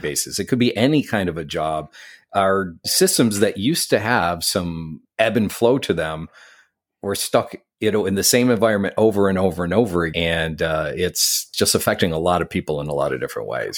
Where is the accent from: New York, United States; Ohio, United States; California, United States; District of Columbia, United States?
New York, United States; Syracuse; now in New York City, United States; I grew up in Syracuse, New York